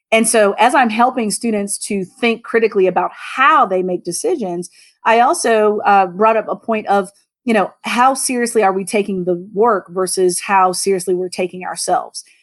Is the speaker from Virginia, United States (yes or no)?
yes; Southern Virginia, United States; now in Maryland, United States; I'm originally from Southern Virginia